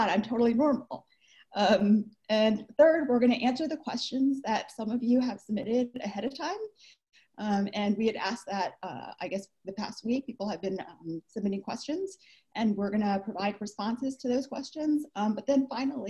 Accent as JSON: {"language": "English", "country": "United States", "moved": "as an adult", "lives_now": "Vancouver, Canada", "said": "I'm from the States"}